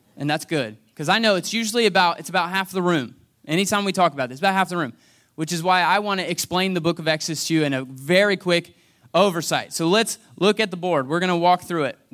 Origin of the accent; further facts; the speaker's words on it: United States; now in Franklin, United States; I was born and raised here in a single wide trailer on Hess Road.